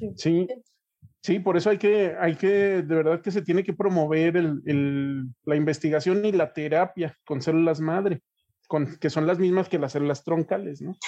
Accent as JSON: {"language": "Spanish", "country": "Mexico", "said": "nosotros como mexicanos"}